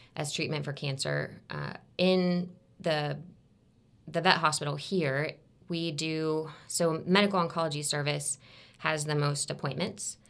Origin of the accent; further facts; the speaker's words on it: Tampa, Florida, United States; also born or lived in Alabama; I'm from Tampa, even though I went to school in Alabama